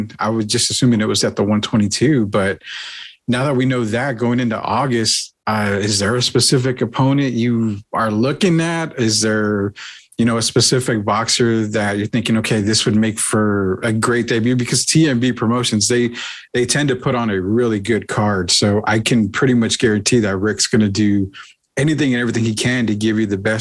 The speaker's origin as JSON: {"language": "English", "town": "San Antonio", "region": "Texas", "country": "United States", "tie": "born or raised there", "said": "I grew up in San Antonio. I've been here my entire life"}